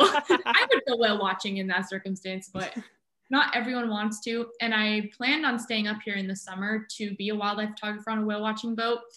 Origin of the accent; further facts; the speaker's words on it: Southern California, United States; moved away as an adult; now in Juneau, United States; I'm originally from Southern California